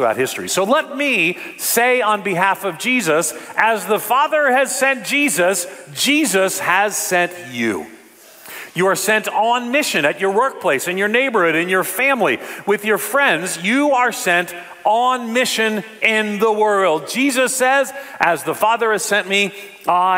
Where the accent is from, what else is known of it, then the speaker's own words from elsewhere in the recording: New York City, New York, United States; now in Orlando, United States; When we moved here to Orlando, I came from New York City. I'm from New York City.